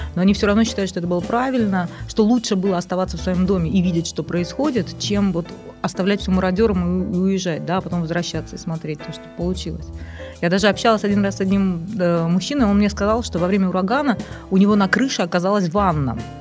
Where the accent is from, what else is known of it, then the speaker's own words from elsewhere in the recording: Saint Petersburg, Russia; moved away as an adult; also born or lived in Baton Rouge, Louisiana, United States; нигде, в принципе, кроме Санкт-Петербурга, долго не жила